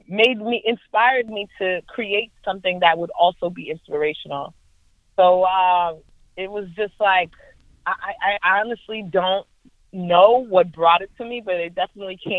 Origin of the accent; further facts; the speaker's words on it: Brockton, Massachusetts, United States; also born or lived in Boston, Massachusetts; I was born in Boston, and then I was raised in Brockton, Massachusetts, 508, City of Champions.